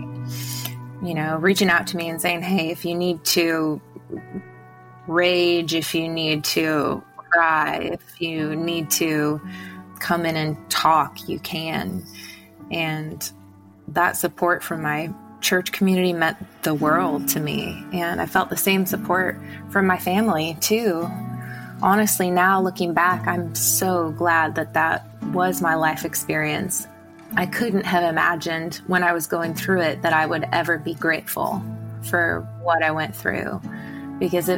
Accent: Illinois, United States; I'm from Illinois originally

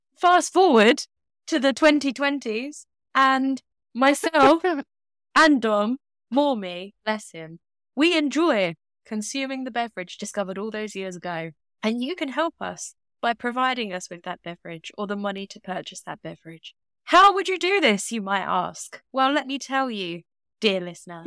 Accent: United Kingdom; accent: British; my accent is not considered lovely, warm, and British. I mean, it's definitely British

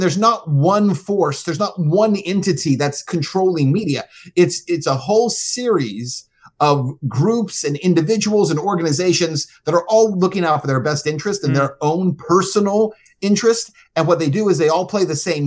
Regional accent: El Paso, Texas, United States; moved away as an adult; also born or lived in Cincinnati; I was working in El Paso, that's my hometown, on the border

